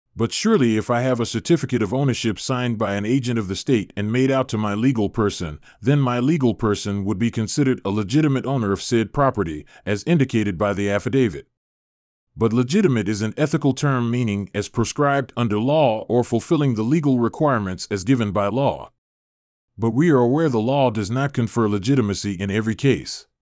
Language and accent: English; Canada; As Canadian citizens